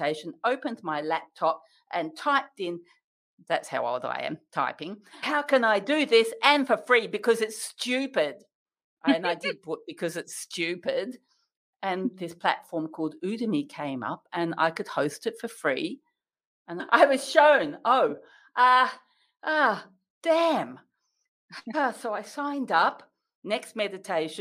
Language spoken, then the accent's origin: English; Western Australia, Australia; as an Australian